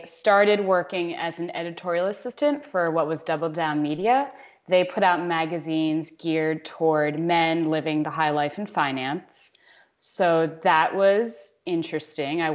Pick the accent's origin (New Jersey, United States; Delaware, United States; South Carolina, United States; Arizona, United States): Delaware, United States; moved away as an adult; also born or lived in New York City; now in New York, United States; I'm from Delaware. I went to school in Delaware